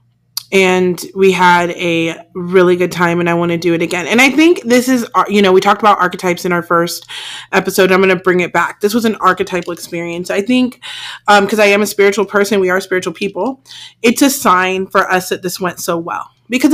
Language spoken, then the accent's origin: English; California, United States; I'm from California